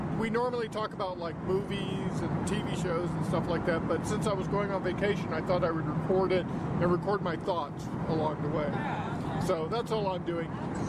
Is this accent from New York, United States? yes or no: no; Corpus Christi, Texas, United States; That's my hometown. That's where I grew up. Corpus Christi.